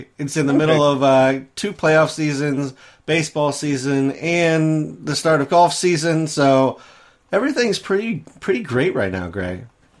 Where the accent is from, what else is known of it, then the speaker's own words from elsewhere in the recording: Midwest, United States; I am from the Midwest.